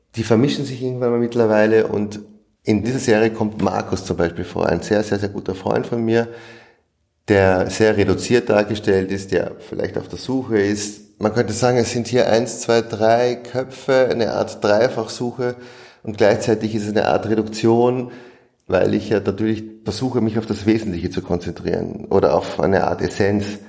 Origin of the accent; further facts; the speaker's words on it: Vienna, Austria; Ich komme aus Wien, bin hier aufgewachsen